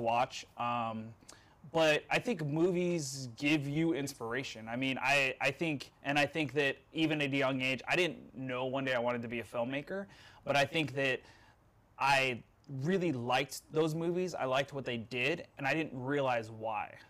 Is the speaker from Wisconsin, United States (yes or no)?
no; Mesquite, Nevada, United States; moved away; I grew up in Mesquite, Nevada